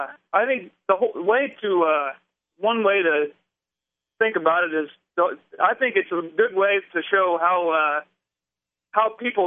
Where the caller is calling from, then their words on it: Indiana, United States; I'm in Indiana.